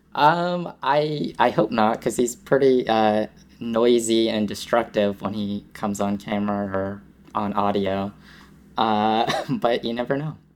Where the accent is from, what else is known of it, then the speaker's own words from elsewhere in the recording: Massachusetts, United States; born and raised in Massachusetts